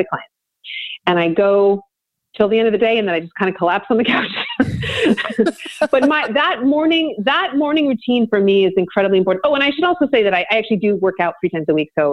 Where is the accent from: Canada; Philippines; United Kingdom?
Canada; Vancouver, British Columbia; I'm from Vancouver, BC. I mean, I grew up two blocks from the beach